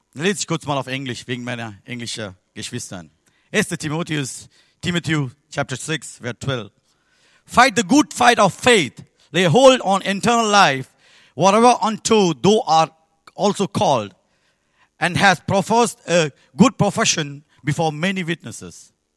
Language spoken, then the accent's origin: German; Sri Lanka; German is a second language; moved away; Ich bin geboren in Sri Lanka